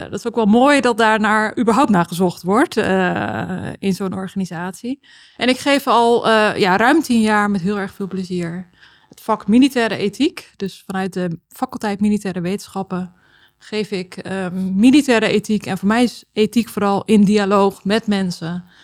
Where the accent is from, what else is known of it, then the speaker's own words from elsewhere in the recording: Texel, North Holland, Netherlands; moved away as an adult; also born or lived in Amsterdam; ik heb eh, opgegroeid op Texel